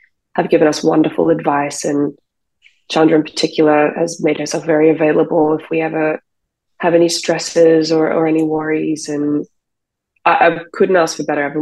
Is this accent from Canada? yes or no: no; Australia; now in United States; I'm on a visa because I'm Australian